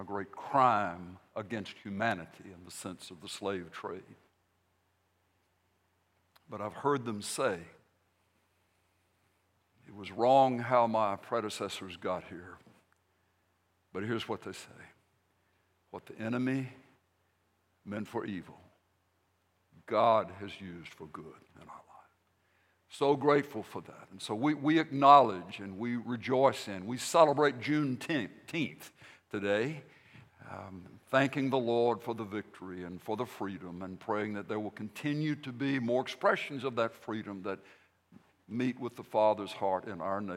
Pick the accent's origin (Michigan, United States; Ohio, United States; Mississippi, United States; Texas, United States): Mississippi, United States; Vicksburg; I was born in Vicksburg, Mississippi in 1953, back before the earth's crust hardened so long ago. But I grew up in the old South, in a sense